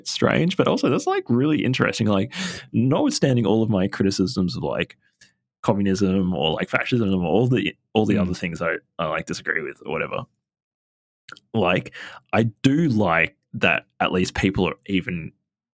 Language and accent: English; Sydney, New South Wales, Australia; I grew up in Sydney, like it's planes flying overhead all the time